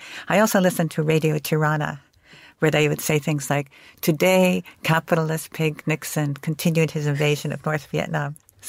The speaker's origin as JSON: {"language": "English", "region": "Istanbul", "country": "Turkey", "tie": "born or raised there", "also_born_or_lived": "Princeton, New Jersey, United States", "said": "Well, I've spent my very early childhood in New Jersey, mostly in Princeton, New Jersey. And then when my father finished his doctorate, we moved to Istanbul, where he had a job teaching at what was then an American college. So that was 1960."}